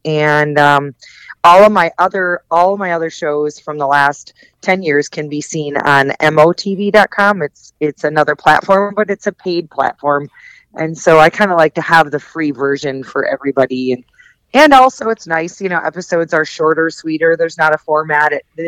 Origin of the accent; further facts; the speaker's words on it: Wisconsin, United States; I grew up in Wisconsin. I'm a Midwest gal.